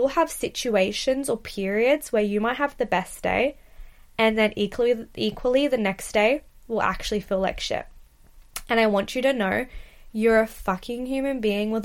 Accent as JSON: {"language": "English", "country": "Australia", "moved": "yes", "lives_now": "United Kingdom", "said": "as an Australian girl"}